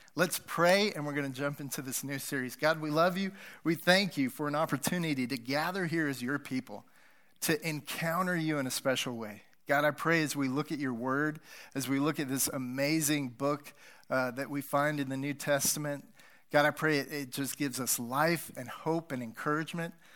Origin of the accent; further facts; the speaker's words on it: United States; moved away; And I grew up near Wyoming.